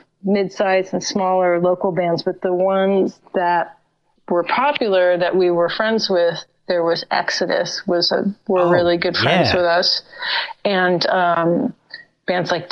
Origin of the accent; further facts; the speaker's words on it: San Francisco, California, United States; moved away as an adult; also born or lived in Ashland, Oregon / New York; So I grew up in San Francisco